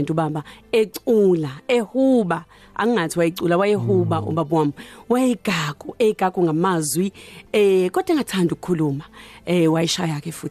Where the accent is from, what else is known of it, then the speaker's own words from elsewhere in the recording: KwaNdengezi, KwaZulu-Natal, South Africa; also born or lived in Thornwood, Dassenhoek; ngizalelwe eThornwood eDasenhoek hmm. kodwa ngasheshe ngahamba ngimncane ngayohlala kandengezi ngakho ke impilo yami nje as a teenager ngimncane yonke ibe kandengezi